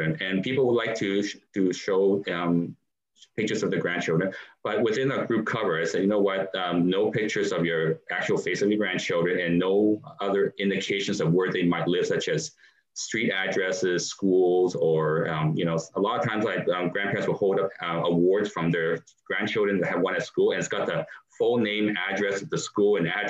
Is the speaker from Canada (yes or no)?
yes; Canada; being a Canadian, and I grew up here in Canada